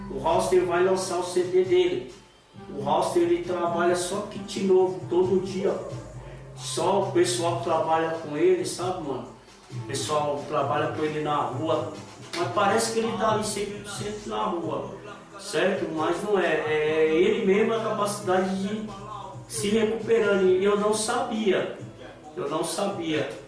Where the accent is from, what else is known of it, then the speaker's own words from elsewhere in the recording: São Paulo, Brazil; eu era de São Paulo